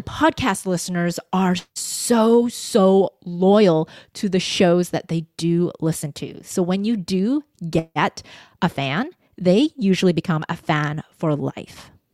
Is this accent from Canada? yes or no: yes; Vancouver, British Columbia, Canada; I was born in Vancouver, so I had this duality of I'm a Canadian